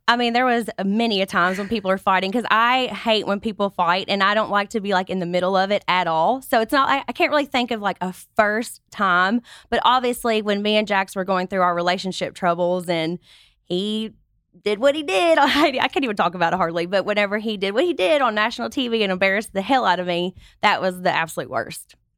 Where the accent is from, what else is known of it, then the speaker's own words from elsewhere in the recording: Kentucky, United States; moved away as an adult; now in Los Angeles, United States; I grew up on a five hundred acre tobacco farm